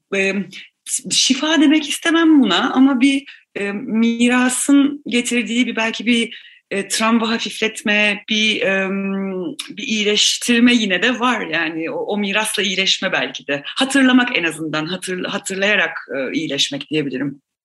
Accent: Istanbul, Turkey; Yani ben zaten İstanbul'da doğup büyüdüm. E, İstanbulluyum, ailem de İstanbul'du.

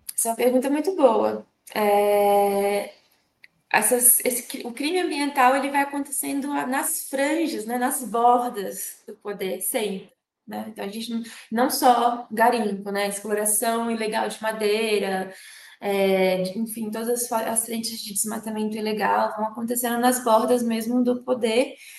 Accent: Brasília, Federal District, Brazil; Eu nasci em Brasília em 15 de novembro de 1988

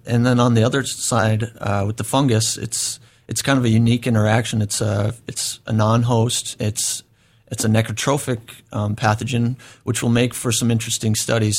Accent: North Dakota, United States; moved away as an adult; now in Oregon, United States; I grew up in North Dakota, uh, small town.

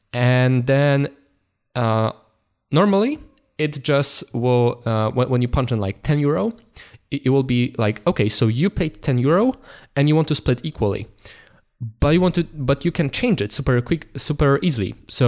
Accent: Poland; English is a second language; Okay, so we are going from Poland through Germany. It was a road trip to Netherlands

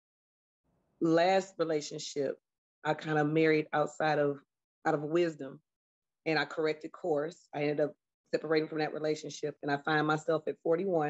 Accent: Detroit, Michigan, United States; now in Louisville, United States; I'm from Detroit, Michigan, moved to Louisville

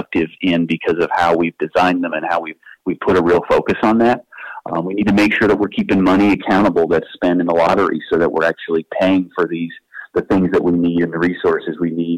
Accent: Eastern North Carolina, United States; born or raised there

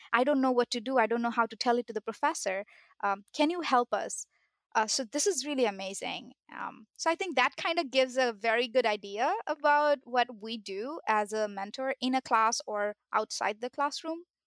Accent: Bangladesh; moved away as an adult; now in United States; I had only my high school diploma, uh, from my country, I'm from Bangladesh

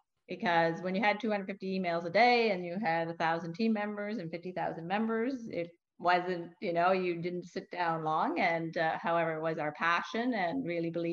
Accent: New Brunswick, Canada; moved away as an adult; now in Halifax, Canada; I'm not from here, I'm from New Brunswick.

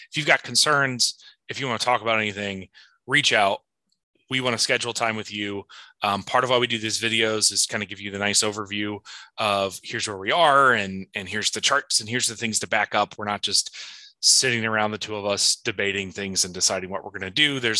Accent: Indiana, United States; I'm from Indiana. I don't like Tom Brady.

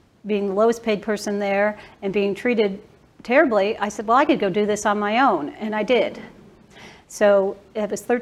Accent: Bridgeport, Connecticut, United States; now in Dallas, United States; I grew up in Bridgeport, Connecticut

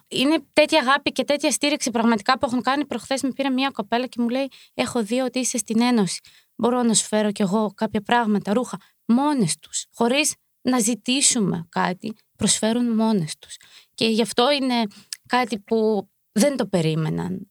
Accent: Ukraine; now in Greece; είμαστε από την Ουκρανία και έχουμε έρθει λόγω του πολέμου

